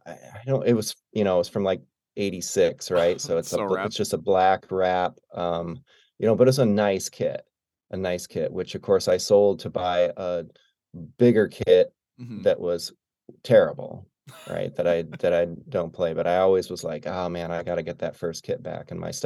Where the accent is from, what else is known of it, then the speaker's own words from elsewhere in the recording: Arkport, New York, United States; I grew up in upstate New York, so about an hour south of Rochester, in a tiny town called Arkport.